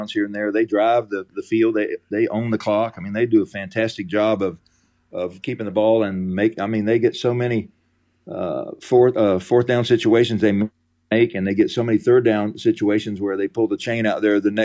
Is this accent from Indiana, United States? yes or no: no; Florida, United States; moved away as an adult; also born or lived in South Alabama; now in Alabama, United States; I grew up in Florida and coached down in South Alabama